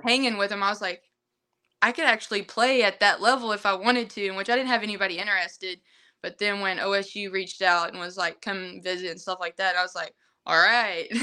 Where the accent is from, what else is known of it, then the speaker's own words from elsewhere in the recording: Broken Bow, Oklahoma, United States; I'm from Broken Bow, Oklahoma